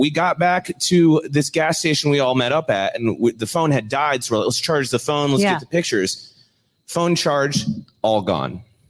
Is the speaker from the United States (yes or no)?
yes; Omaha, Nebraska, United States; Omaha, Nebraska, yeah.